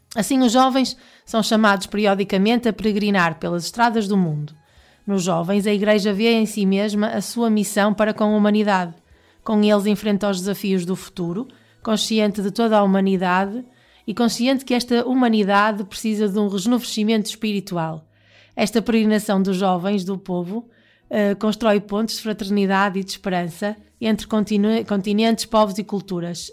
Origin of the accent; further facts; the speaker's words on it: Portugal; nós portugueses